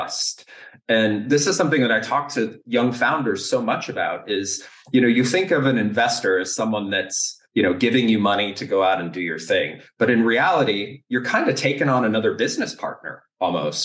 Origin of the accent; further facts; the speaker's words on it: United States; moved away; also born or lived in Canada / Germany; an American that has built companies in Canada and Germany and the US